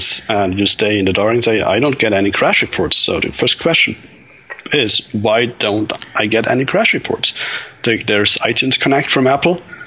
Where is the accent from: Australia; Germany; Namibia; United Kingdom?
Germany; I'm from Germany